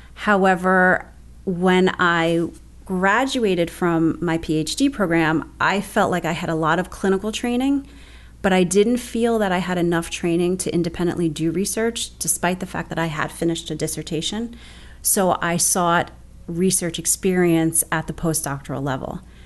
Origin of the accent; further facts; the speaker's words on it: Bayonne, New Jersey, United States; I'm actually originally from Bayonne, which is where I still live right now. I actually live 30 blocks from where I grew up